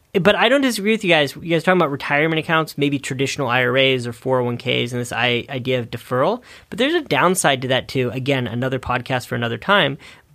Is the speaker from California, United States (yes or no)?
yes; California, United States; Sorry, I'm from the Bay Area.